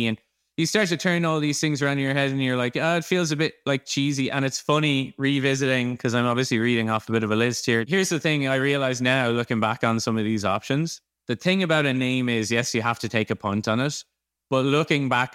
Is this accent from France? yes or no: no; Ireland; I'm Irish